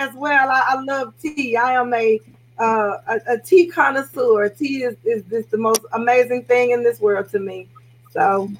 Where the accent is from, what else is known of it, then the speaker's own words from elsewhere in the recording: Shreveport, Louisiana, United States; moved away as an adult; now in Arlington, United States; I'm originally from Shreveport, Louisiana, but right now, Arlington, Texas. I was raised in Shreveport, and now we are in Texas. Been here for 9 years.